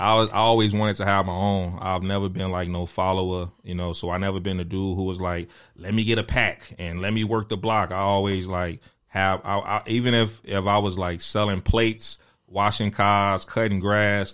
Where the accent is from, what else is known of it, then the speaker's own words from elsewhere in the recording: Chicago, Illinois, United States; me being from Chicago and, and growing up in the Jordan era